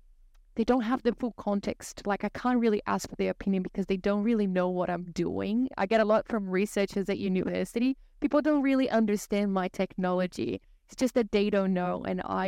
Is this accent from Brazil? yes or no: yes; Brazil; English is a second language; moved away as an adult; now in Hobart, Australia; I'm originally from Brazil, but I moved to Australia in 2016